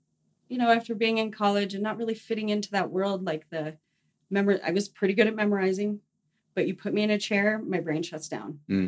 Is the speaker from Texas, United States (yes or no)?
no; Fort Collins, Colorado, United States; also born or lived in Flagstaff, Arizona / Boulder, Colorado; I am from Fort Collins, and I've been there for pretty much since fourth grade. I'm not a Colorado native, but been there that long.